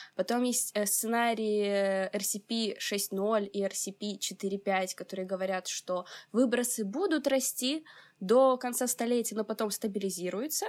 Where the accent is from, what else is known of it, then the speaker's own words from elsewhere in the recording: Odesa, Odesa Oblast, Ukraine; мне 22, я из Одессы